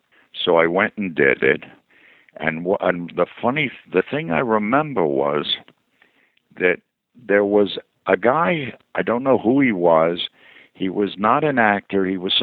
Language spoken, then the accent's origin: English; Philadelphia, Pennsylvania, United States; accent: Philly; moved away as an adult; I grew up in Philadelphia. I've been gone since I was 19. But I'll hear traces of my Philly. I have a slight twinge of Philly, which is an awful effeminate sound.